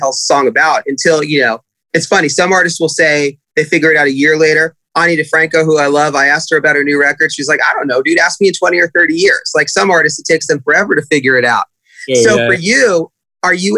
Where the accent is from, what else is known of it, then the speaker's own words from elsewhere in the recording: Southern California, United States; who grew up in Southern California